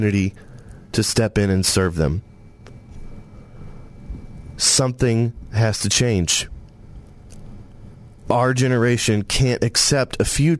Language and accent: English; Searcy, Arkansas, United States; also born or lived in Tennessee; as a kid growing up in White County